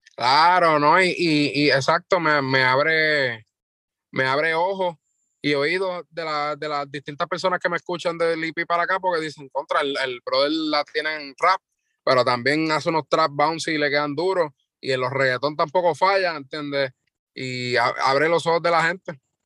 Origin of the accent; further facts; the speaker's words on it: Loíza, Puerto Rico; yo soy de Loiza, tengo 21 años